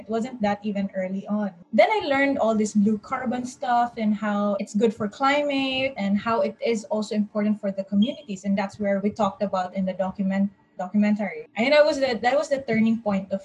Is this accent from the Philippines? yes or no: yes; Cagayan de Oro, Northern Mindanao, Philippines; I am back in my place in Cagayan de Oro, so I'm from Mindanao